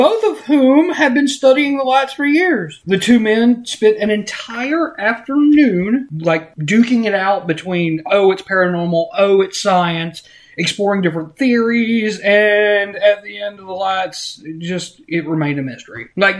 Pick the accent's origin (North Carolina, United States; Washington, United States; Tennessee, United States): North Carolina, United States; Morganton; I'm from Morganton, or lived in Morganton for a long time.